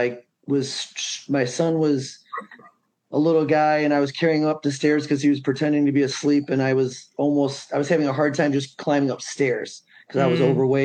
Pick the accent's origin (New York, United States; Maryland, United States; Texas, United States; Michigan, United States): Michigan, United States; Three Rivers; I grew up in Three Rivers, Michigan